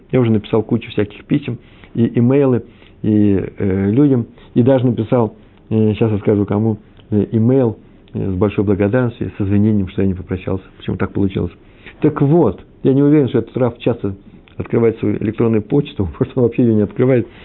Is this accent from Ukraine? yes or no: yes; Kyiv, Ukraine; А вообще-то Киев, мой родной город, там все детство провел, все летние месяца в родни, на Подоле я жил.